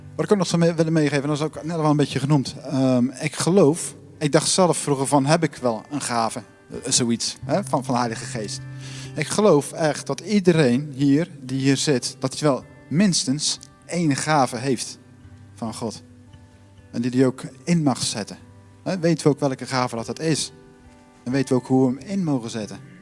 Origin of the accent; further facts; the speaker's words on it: Netherlands; ik ben ook Nederlander